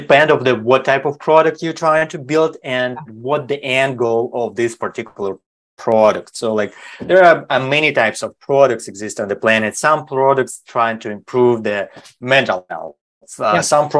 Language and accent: English; Germany; also born or lived in Sweden / Switzerland / China; now in United States; I grew up in Germany, and then I live a couple of years in Sweden. I live in Switzerland for more than a decade. Now I'm living in basically in America